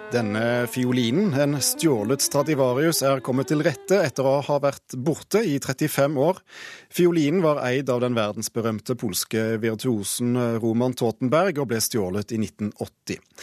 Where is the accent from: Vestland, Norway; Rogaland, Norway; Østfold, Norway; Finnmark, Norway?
Rogaland, Norway; Ålgård; moved away; jeg er fra Ålgård nær Stavanger.